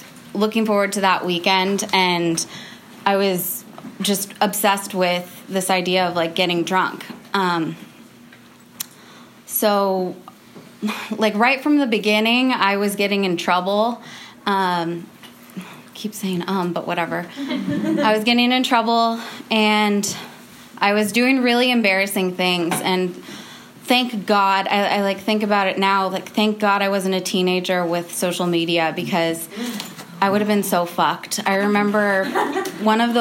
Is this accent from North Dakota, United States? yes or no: no; California, United States; I grew up in California